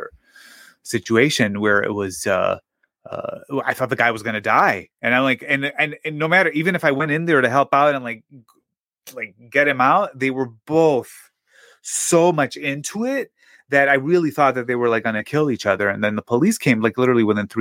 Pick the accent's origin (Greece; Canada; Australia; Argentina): Greece; now in United States; when I was growing up in Greece